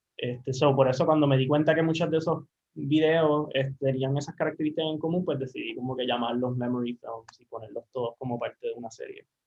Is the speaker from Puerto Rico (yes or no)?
yes; Aguadilla, Puerto Rico; also born or lived in San Juan, Puerto Rico; regresé a, a, Guadilla, a la base, que es de donde yo soy